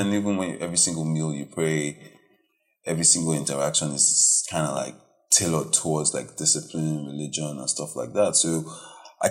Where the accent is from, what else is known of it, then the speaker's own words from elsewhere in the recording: Warri, Delta, Nigeria; I'm from Delta State, Warri, only boy, first boy.